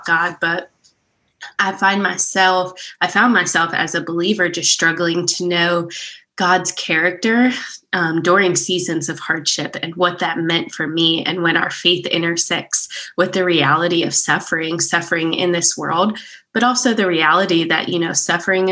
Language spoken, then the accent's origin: English; Pennsylvania, United States; moved away as an adult; now in Prattville, United States; We're originally from Pennsylvania. So we moved from Amish country down to the South